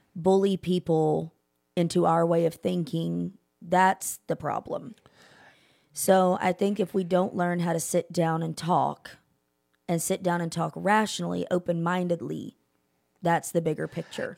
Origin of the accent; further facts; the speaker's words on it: Keller, Texas, United States; I'm from Keller